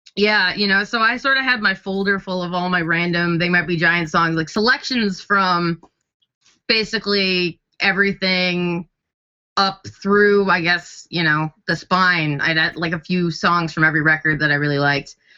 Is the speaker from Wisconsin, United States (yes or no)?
yes; Kenosha, Wisconsin, United States; now in Nashville, United States; Kenosha. I'm from Kenosha.